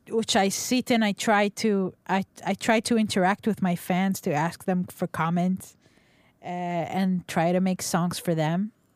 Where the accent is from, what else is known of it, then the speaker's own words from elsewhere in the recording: Nigeria; moved away; I grew up in Nigeria.